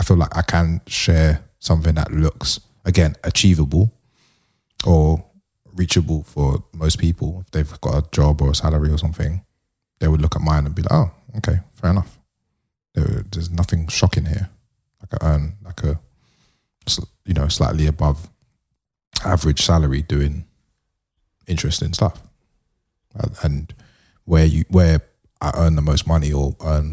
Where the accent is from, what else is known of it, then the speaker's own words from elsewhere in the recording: London, United Kingdom; the way I grew up in London